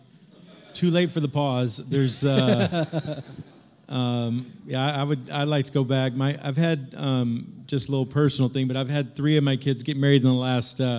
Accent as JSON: {"language": "English", "town": "Kansas City", "region": "Missouri", "country": "United States", "tie": "born or raised there", "said": "I grew up in Kansas City"}